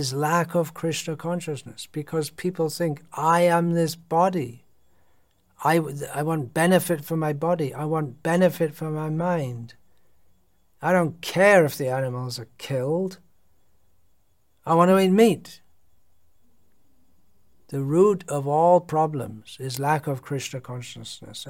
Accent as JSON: {"language": "English", "country": "United Kingdom", "moved": "yes", "said": "I'm from Britain."}